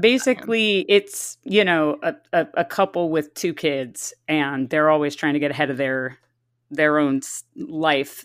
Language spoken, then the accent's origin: English; San Diego, California, United States; I grew up in San Diego